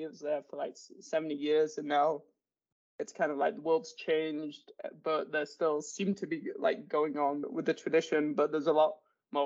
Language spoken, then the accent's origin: English; United Kingdom; me being British